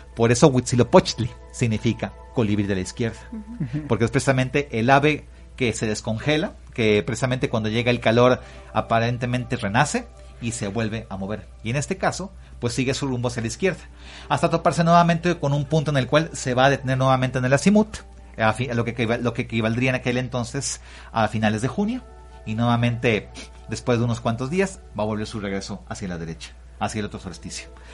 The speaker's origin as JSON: {"language": "Spanish", "country": "Mexico", "said": "como mexicanos"}